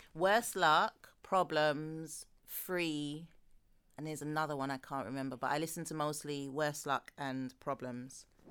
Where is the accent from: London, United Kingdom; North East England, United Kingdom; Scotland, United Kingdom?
London, United Kingdom; I'm from London